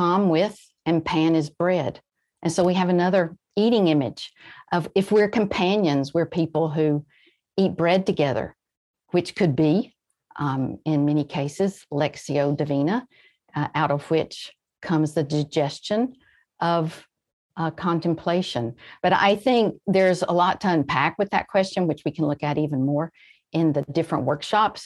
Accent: rural Georgia and Alabama, United States; also born or lived in Florida; I grew up really in the very rural parts of Georgia and Alabama, and I was born in Florida

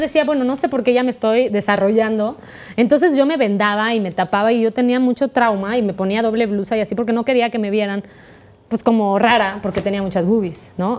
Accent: Mexico; first language Spanish

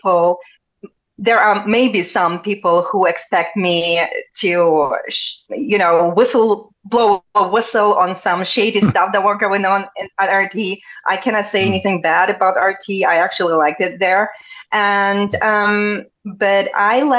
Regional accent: Donetsk, Donetsk Oblast, Ukraine; also born or lived in Germany; now in Russia; I'm actually from Donetsk, as you know. This is my hometown. I'm a Donetsk girl, but my mom still lives in Donetsk.

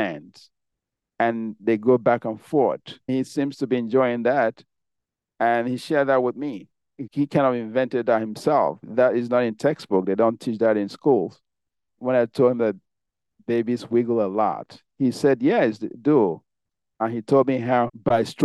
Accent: Nigeria; moved away; I grew up in Nigeria.

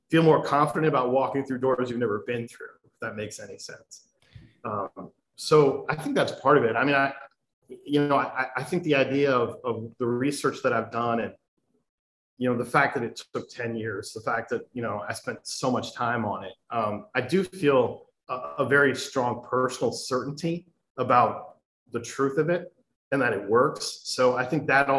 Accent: Ann Arbor, Michigan, United States; I grew up in Michigan, but I'm not really, my family's not really from Ann Arbor

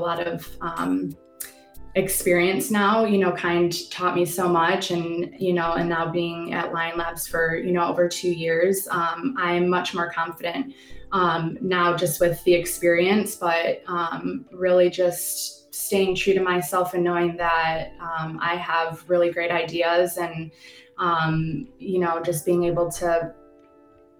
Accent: Lansing, Michigan, United States; I am actually born and raised in Lansing

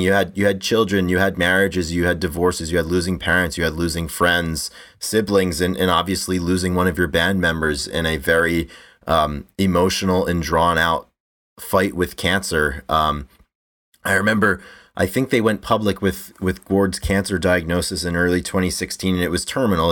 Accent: United States; growing up in the States

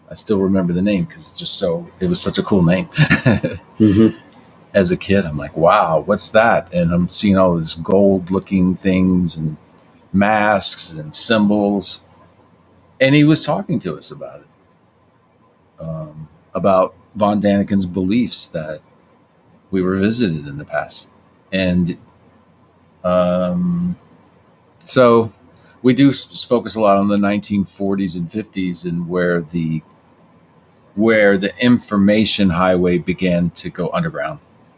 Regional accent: the South, United States; accent: Southern; I grew up in the South, so when I talk about pie, my accent comes back a little bit.

